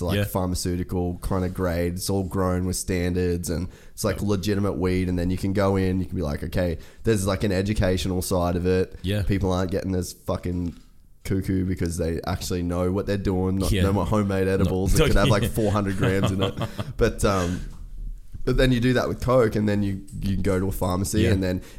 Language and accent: English; Australia; I don't have a Texas license, like I'm Australian, I'm just here on holidays